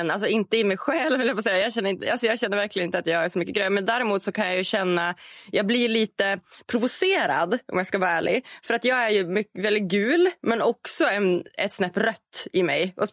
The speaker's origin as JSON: {"language": "Swedish", "region": "Norrland", "country": "Sweden", "said": "än så länge så finns den här framtidsprodukten självklart främst i framtidslandet Norrland där jag kommer ifrån."}